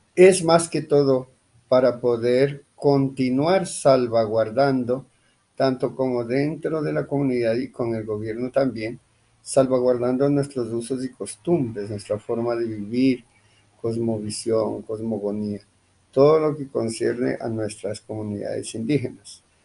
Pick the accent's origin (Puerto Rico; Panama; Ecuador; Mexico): Ecuador; Imbabura; now in Colombia; Nosotros como quichuas otavalos, pues eh, sí, somos originarios de Ecuador.